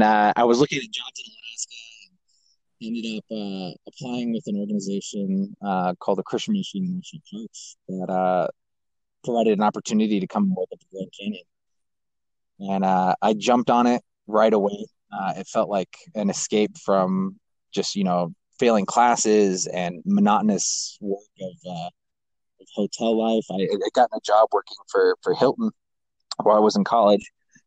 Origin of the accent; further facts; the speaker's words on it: Kazakhstan; Growing up where I grew up in Kazakhstan, we were at the base of, 13,000 to 23,000 foot peaks.